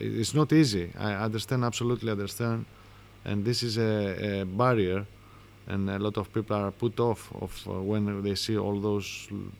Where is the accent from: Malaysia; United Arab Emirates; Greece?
Greece